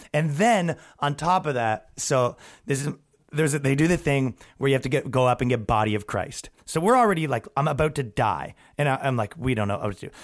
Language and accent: English; Ajax, Ontario, Canada; moved away as an adult; now in New York, United States; I grew up in Ajax, Ontario, Canada